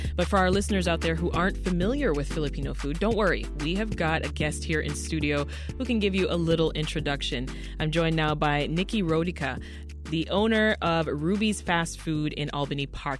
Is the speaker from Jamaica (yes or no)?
yes; Jamaica; I'm from Jamaica specifically